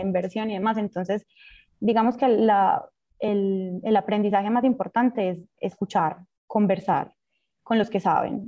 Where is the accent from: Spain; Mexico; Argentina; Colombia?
Colombia; moved away; also born or lived in Central America; Cuando estaba en Colombia